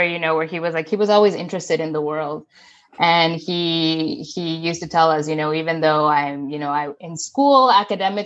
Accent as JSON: {"language": "English", "region": "Mexico City", "country": "Mexico", "tie": "born or raised there", "also_born_or_lived": "Rochester, United States", "moved": "as an adult", "said": "my sisters and I were born and raised in Mexico City. That's where I spent the bulk of my childhood"}